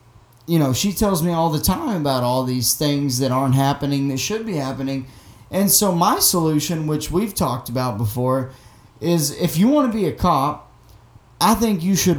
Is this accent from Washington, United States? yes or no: no; Arkansas, United States; moved away as an adult; now in Boston, United States; I'm from Arkansas, and in my small town, my wife worked there for a year when we moved back down there.